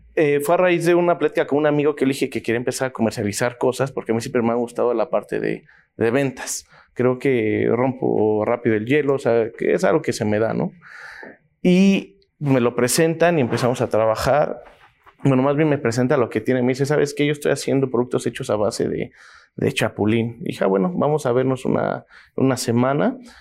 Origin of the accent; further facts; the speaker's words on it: Mexico City, Mexico; yo soy nativo aquí de la Ciudad de México